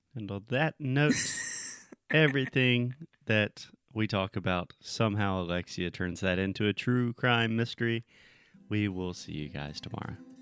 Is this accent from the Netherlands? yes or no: no; South Carolina, United States; my home state of South Carolina.